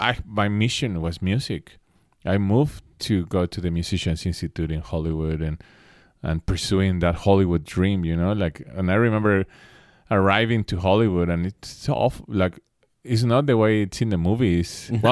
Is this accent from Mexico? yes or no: yes; Mexico City, Mexico; moved away as an adult; now in Los Angeles, United States; In 19, I moved to LA. Mm-hmm. That's when I moved to the States, which is pretty young for a Mexican actually to leave the household.